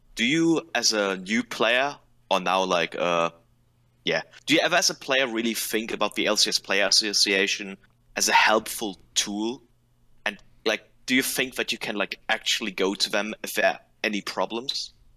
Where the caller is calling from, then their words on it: Germany; I'm calling from Germany